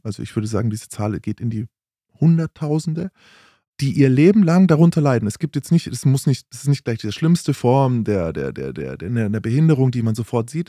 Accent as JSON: {"language": "German", "region": "Bavaria", "country": "Germany", "tie": "born or raised there", "said": "Ich bin in, in Bayern aufgewachsen"}